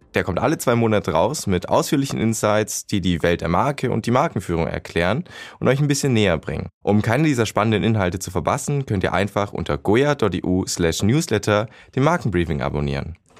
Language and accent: German; Baden-Württemberg, Germany; ich komme aus The Land